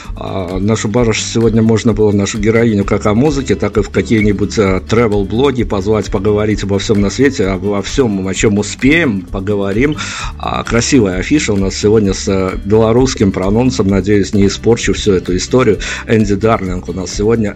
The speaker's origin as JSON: {"language": "Russian", "country": "Belarus", "said": "мы, понятно, белорусы"}